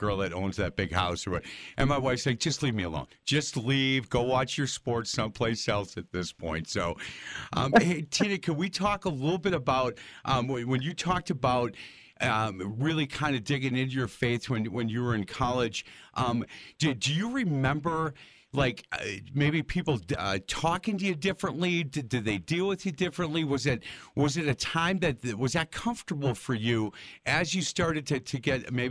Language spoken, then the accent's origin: English; Wisconsin, United States; I said, Wisconsin